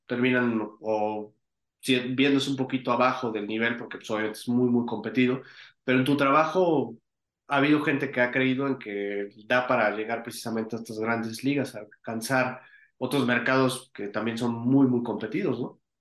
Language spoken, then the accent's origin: Spanish; Mexico